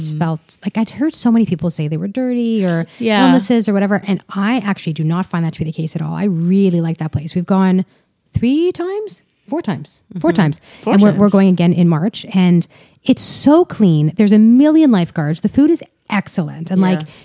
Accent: Ottawa, Ontario, Canada; I grew up in Ottawa

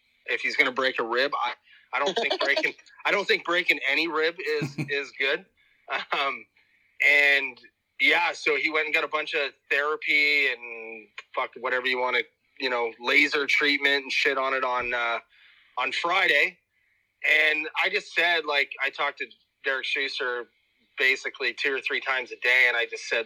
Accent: East Coast, Atlantic Canada, Canada; moved away; I'm originally from the East Coast

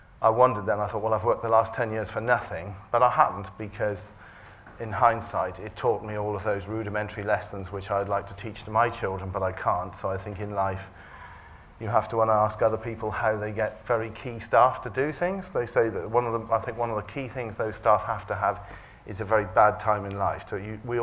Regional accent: Herefordshire, West Midlands, United Kingdom; I grew up in Herefordshire on a family farm

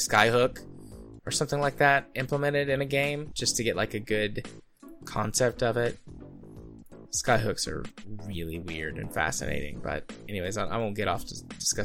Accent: United States; Being an American

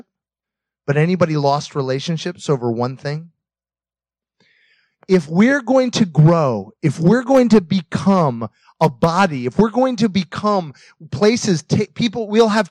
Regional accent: United States; moved away; also born or lived in Russia; being an American in Russia, speaking English

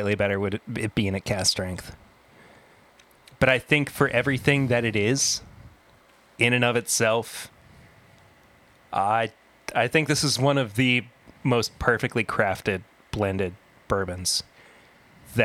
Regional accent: Kentucky, United States; growing up in Kentucky

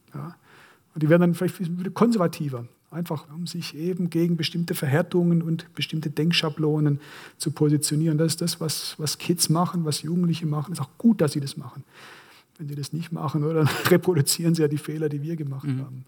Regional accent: Korntal, Baden-Württemberg, Germany; Ich bin eben in Korntal aufgewachsen, pietistisch geprägte äh, Kleinstadt

